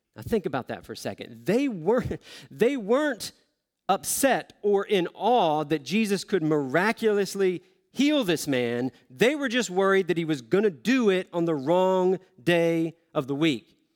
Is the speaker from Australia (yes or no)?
no; the South, United States; moved away; I grew up in the South